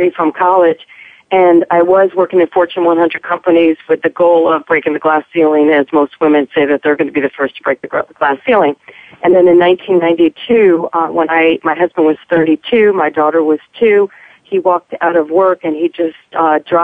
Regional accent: East Coast, United States; moved away as an adult; also born or lived in Kansas City; I'm originally from the East Coast

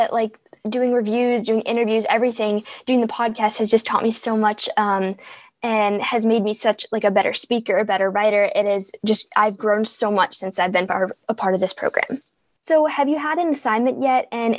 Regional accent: Boston, Massachusetts, United States; Let's take a break. … from Boston, and you are listening to Kids First Coming Attractions.

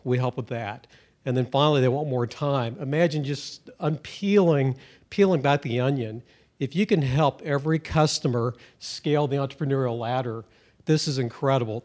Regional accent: Missouri, United States; I'm from Missouri

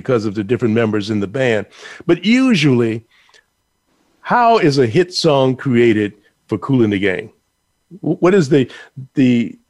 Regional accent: Chicago, Illinois, United States; moved away; also born or lived in New York; I grew up in Chicago listening to radio in Chicago before I even came to New York.

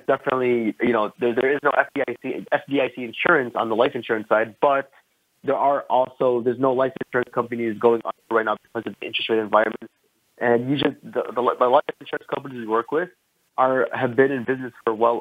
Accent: Chicago, Illinois, United States; I'm from Chicago, Illinois, born and raised here.

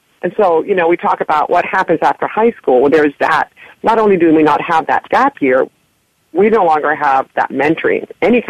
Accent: Laredo, Texas, United States; I'm originally from Texas. And in Laredo

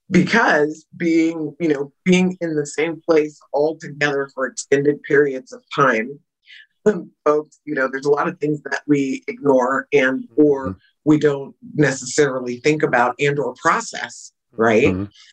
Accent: San Jose, California, United States; now in Shasta County, United States; where I was raised in Santa Clara County, {S1} mm-hmm. {S2} you know, San Jose, California, 12th largest city in the nation.

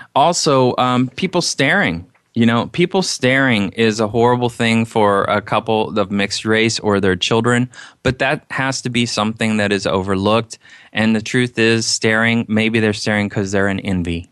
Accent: Indiana, United States; I'm Caucasian from Indiana

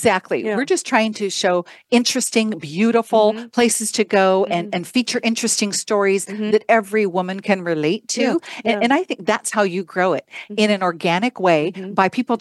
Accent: Idaho, United States; moved away as an adult; also born or lived in London; now in Arizona, United States; I grew up in Idaho

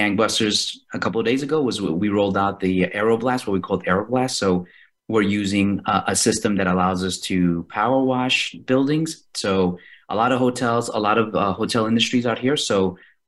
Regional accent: New York City, New York, United States; moved away as an adult; also born or lived in Indo-Pacific area; I'm actually originally from Queens, New York

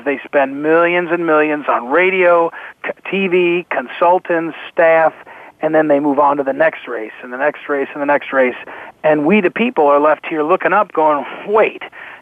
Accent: Missouri, United States; I'm from Missouri.

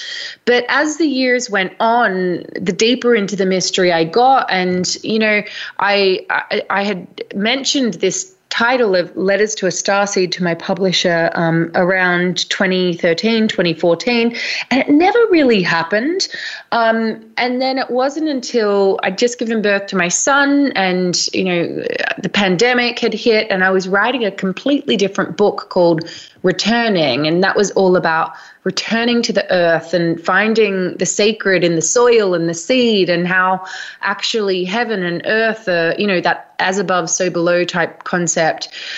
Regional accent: Australia; also born or lived in London; now in Glastonbury, United Kingdom; so you can probably tell from my accent, I'm originally from Australia. I moved to London about 15 years ago, and now I live in Glastonbury in the southwest of England.

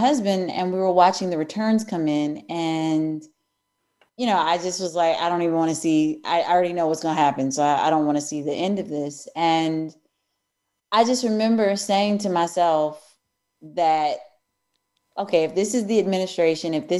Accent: Eureka, Missouri, United States; I grew up in Eureka, Missouri, which is right outside of St. Louis.

